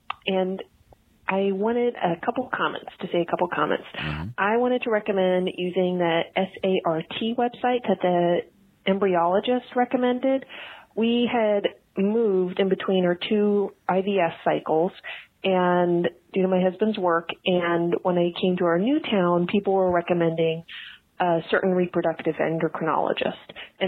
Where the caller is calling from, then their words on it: Nashville, Tennessee, United States; I'm calling from Nashville, Tennessee